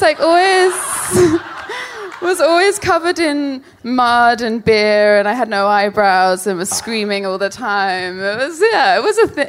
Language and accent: English; London, United Kingdom; from South London